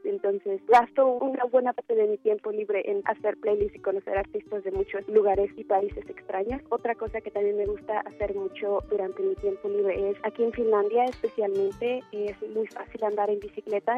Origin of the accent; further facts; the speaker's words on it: Toluca, State of Mexico, Mexico; Nací en Toluca, Estado de México, el 29 de julio de 1993.